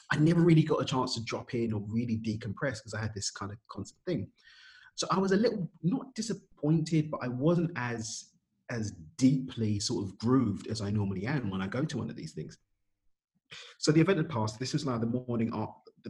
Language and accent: English; London, United Kingdom; I'm from East London in the UK